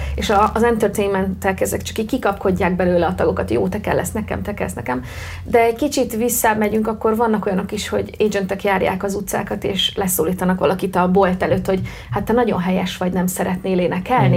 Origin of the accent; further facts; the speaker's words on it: Hungary; mint magyar itt Magyarországon